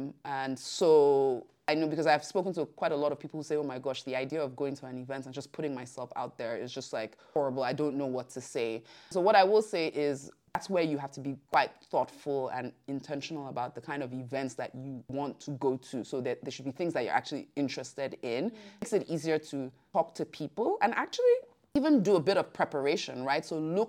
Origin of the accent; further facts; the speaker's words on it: Lagos, Nigeria; moved away as an adult; now in Brussels, Belgium; I moved from Lagos to Brussels, I think eight years ago. And one of the things, you know, that became very apparent to me, you know, coming from Lagos was